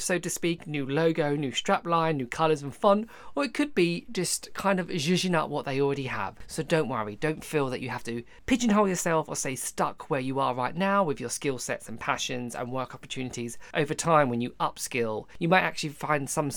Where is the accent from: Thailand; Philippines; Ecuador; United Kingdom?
United Kingdom; Essex, East of England; I'm originally from Essex